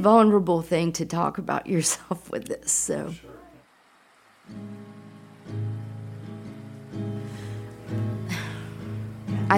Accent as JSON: {"language": "English", "town": "Lynchburg", "region": "Virginia", "country": "United States", "tie": "born or raised there", "moved": "as an adult", "said": "I am from Lynchburg and left at 18, went to college and haven't moved back and still have family there, but that's where I initially grew up"}